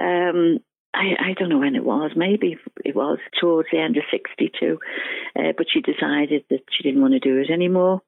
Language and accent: English; Ireland; I'm Irish, and all my relations worked, you know, in the government